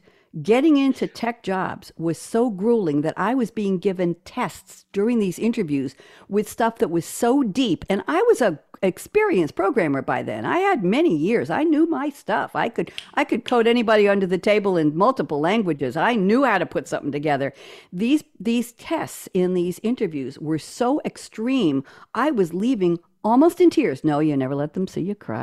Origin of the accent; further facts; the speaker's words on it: New York, United States; I'm a New Yorker